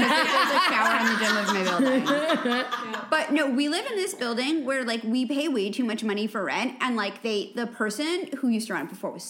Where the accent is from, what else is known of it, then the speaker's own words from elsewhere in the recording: New York, United States; moved away as an adult; now in Los Angeles, United States; I grew up in New York, like, I grew up in, like, a doorman building